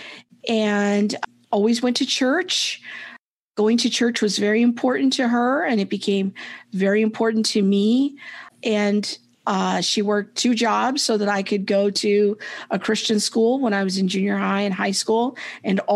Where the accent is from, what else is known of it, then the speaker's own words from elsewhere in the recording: Southern California, United States; I was raised in Southern California by a single mom